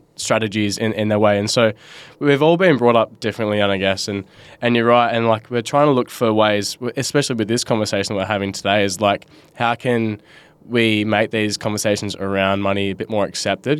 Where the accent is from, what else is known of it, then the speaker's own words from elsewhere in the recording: Bunbury, Western Australia, Australia; growing up in Bunbury and I, I was, like, sixteen, seventeen